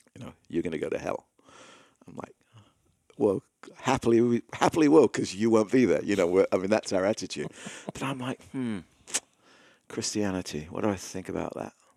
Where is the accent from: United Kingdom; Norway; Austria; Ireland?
United Kingdom; England; moved away; growing up in England and going to English school